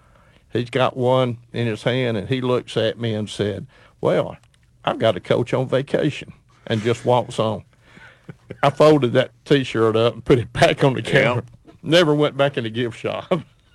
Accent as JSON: {"language": "English", "town": "Hueytown", "region": "Alabama", "country": "United States", "tie": "born or raised there", "said": "I grew up in Hueytown."}